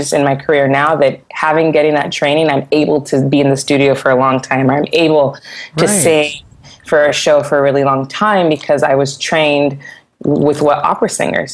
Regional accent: Santa Barbara, California, United States; I grew up singing in church in Santa Barbara

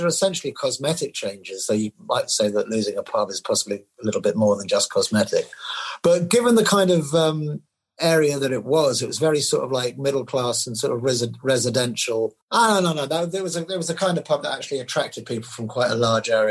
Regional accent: London, United Kingdom; also born or lived in Libya; I grew up in Temple Fortune, sort of on the Finchley Road on the way up, you know, between Golders Green and Finchley

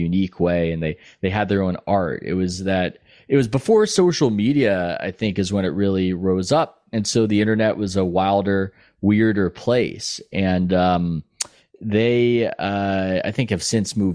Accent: San Diego, California, United States; moved away as an adult; also born or lived in New York; now in Bay Area, United States; I grew up in San Diego

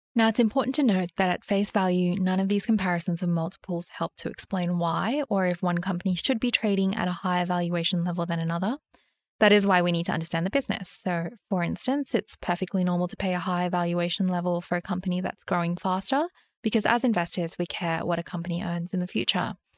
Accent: Sydney, New South Wales, Australia; I grew up in Sydney

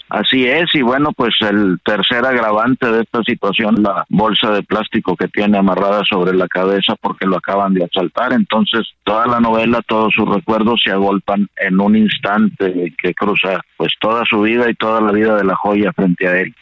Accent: Saltillo, Coahuila, Mexico; yo nací en Saltillo y toda la vida he vivido ahí

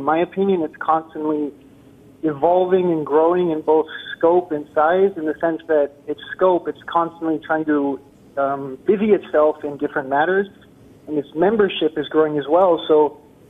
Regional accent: Virginia, United States; now in California, United States; I am originally from Virginia.

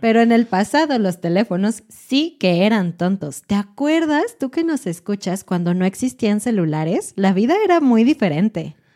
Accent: Mexico; los mexicanos generalmente llegan tarde, llegamos tarde

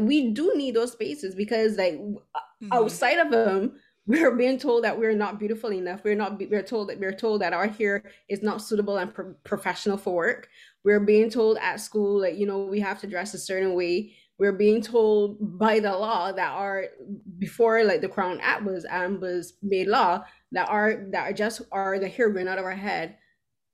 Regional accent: Barbados; moved away as an adult; now in Toronto, Canada; I grew up in Barbados, and I moved here at the age of 29

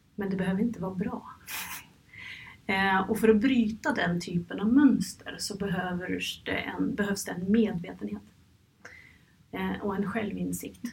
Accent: Norway; moved away as an adult; now in Stockholm, Sweden; jag kommer från Norge

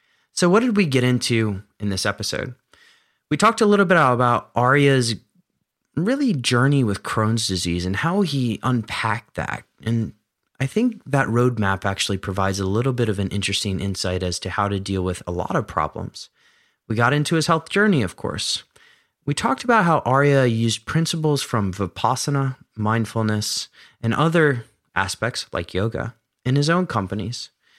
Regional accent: Philadelphia, Pennsylvania, United States; I mean, I grew up in Philadelphia, so it's not too far

